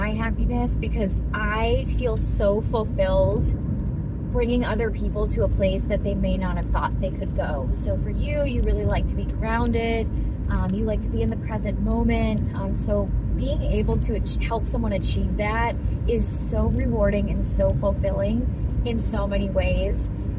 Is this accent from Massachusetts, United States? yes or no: yes; Massachusetts, United States; born there; also born or lived in Pittsburgh; now in North Carolina, United States; So I'm originally from Massachusetts and I've lived all over the place. So I was born in Massachusetts. I got my certification in Pittsburgh and now I'm in North Carolina